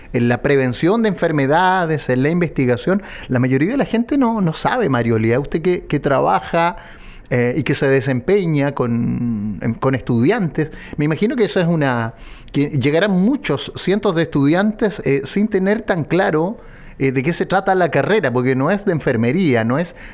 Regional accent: Chile; como chilenos

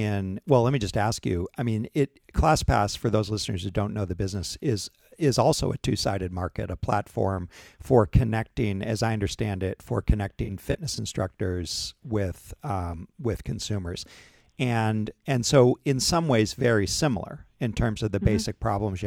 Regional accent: New Hampshire, United States; I grew up in New England and New Hampshire

